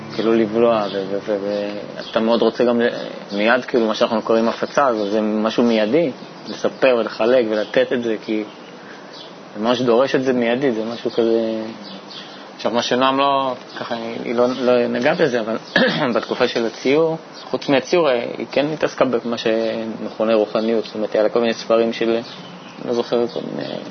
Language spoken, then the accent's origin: Hebrew; Bat Yam, Tel Aviv District, Israel; Hebrew is a second language; also born or lived in Saint-Denis, France / near Geneva, France; now in Petah Tikva, Israel; הגעתי לארץ בכיתה ג' אה, לבת ים